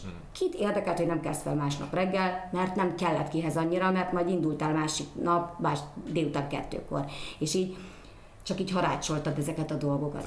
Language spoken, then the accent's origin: Hungarian; Szolnok, Jász-Nagykun-Szolnok, Hungary; én érdemes voltam arra, hogy ott születtem